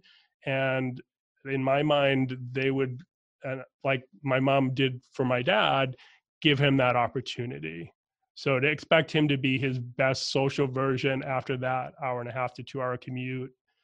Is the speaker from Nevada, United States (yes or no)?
no; Boston, Massachusetts, United States; I'm from Boston, Irish Catholic family. My dad had crazy commute in and out of Boston most of my growing up time period.